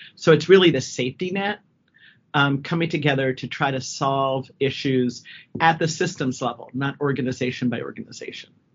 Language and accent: English; Washington, District of Columbia, United States; also born or lived in upstate New York / Wyoming; now in Colorado, United States; originally from the DC area and ended up in Colorado via upstate New York and Wyoming